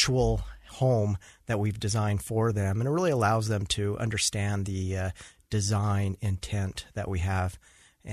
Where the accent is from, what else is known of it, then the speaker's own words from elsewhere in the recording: Utah, United States; also born or lived in Washington; I was born in Washington, but grew up here in Utah